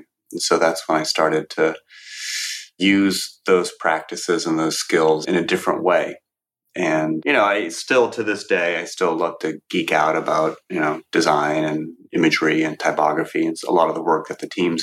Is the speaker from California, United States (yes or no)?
yes; Cupertino, California, United States; I grew up in Cupertino, San Jose. It's a small suburb in California near the Bay Area